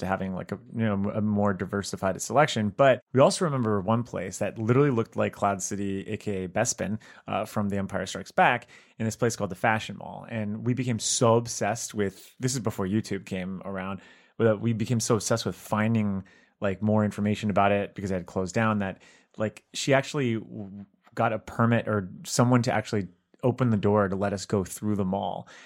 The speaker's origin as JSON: {"language": "English", "region": "South Florida", "country": "United States", "tie": "born or raised there", "said": "we grew up together in South Florida"}